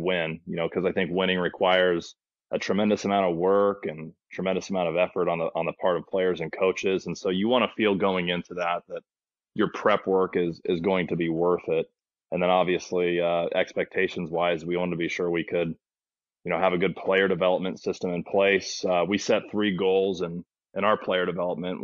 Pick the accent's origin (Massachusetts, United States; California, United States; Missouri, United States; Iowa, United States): California, United States; Placerville; also born or lived in Santa Cruz, California; I grew up in Placerville, California